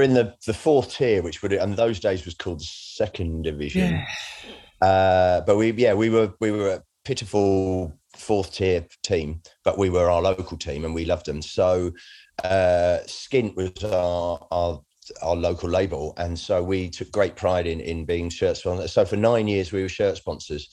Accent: Redhill, South East England, United Kingdom; also born or lived in Bromley; I was born in Bromley, but I, did, I grew up in Red Hill in Surrey

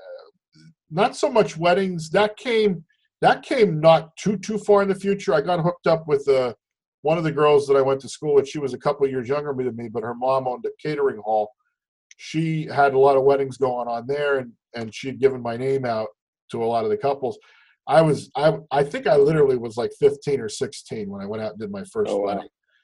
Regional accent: Hazleton, Pennsylvania, United States; moved away as an adult; now in Lehigh Valley, United States; Grew up in Hazleton, born and raised in Hazleton

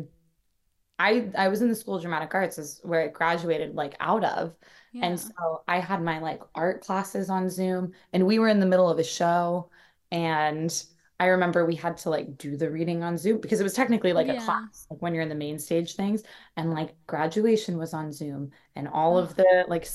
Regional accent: West Coast, United States; moved away; I'm from the West Coast

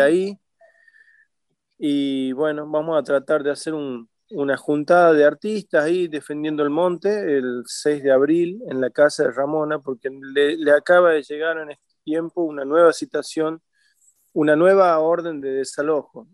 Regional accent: Frías, Santiago del Estero, Argentina; moved away; haber nacido en Frías, que es un lugar que siempre recordaré

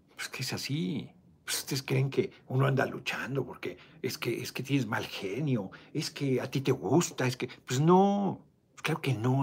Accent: Mexico; yo soy mexicano

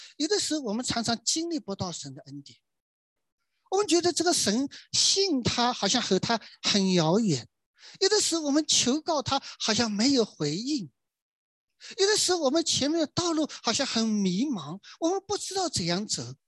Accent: China; 我们中国人春节过年呢

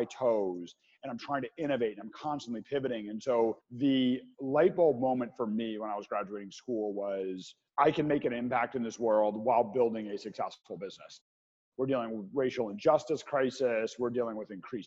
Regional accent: Chicago, Illinois, United States; I'm originally from Chicago.

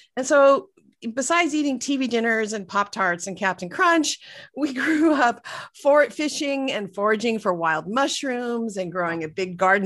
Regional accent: Northern California, United States; we grew up in, uh, California, Northern California, and so, um, about an hour north of San Francisco

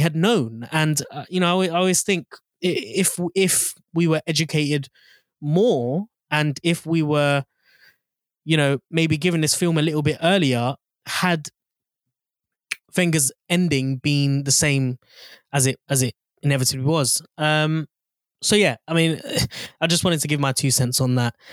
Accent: London, United Kingdom; moved away; being born and raised in North London. I don't live there anymore

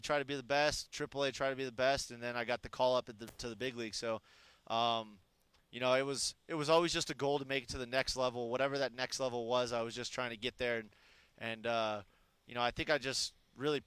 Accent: Arizona, United States; moved away as an adult; my hometown

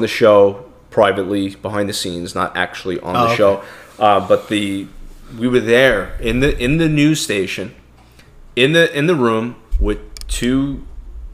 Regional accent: New York City, New York, United States; I'm born in America. I'm from Brooklyn, New York. I have an accent.

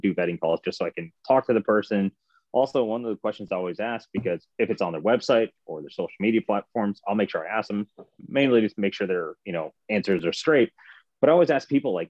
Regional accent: north of Cincinnati, near Dayton, Ohio, United States; I'm north of Cincinnati. Just say Cincinnati, Dayton, Ohio

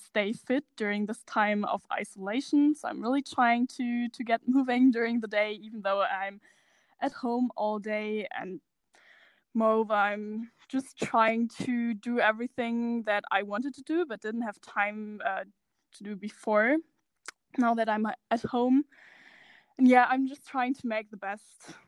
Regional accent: Germany; I'm from Germany

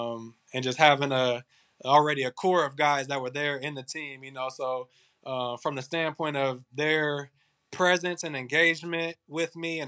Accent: Indiana, United States; they're already offering me a school full ride scholarship in my home state, you know, about an hour and a half north of Kokomo.

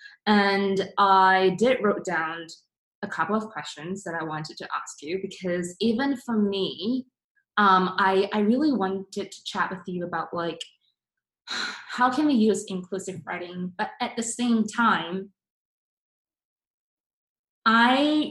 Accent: Singapore; I'm from Singapore, and my basically we have four different races in there.

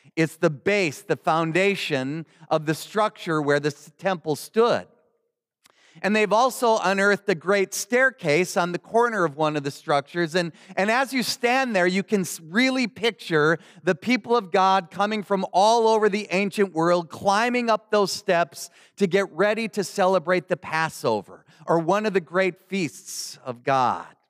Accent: Milwaukee, Wisconsin, United States; moved away; the Lutheran mother church in my hometown in Milwaukee, Wisconsin

